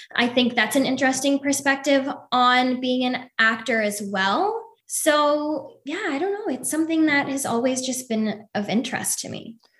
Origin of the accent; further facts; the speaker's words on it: Toronto, Ontario, Canada; moved away as an adult; now in Los Angeles, United States; I'm originally from Toronto, Canada